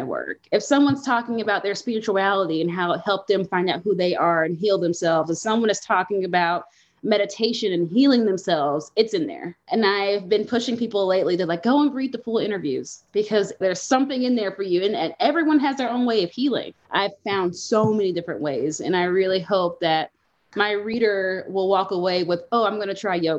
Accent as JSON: {"language": "English", "town": "Nashville", "region": "Tennessee", "country": "United States", "moved": "yes", "lives_now": "Denver, United States", "said": "I'm from Nashville, Tennessee"}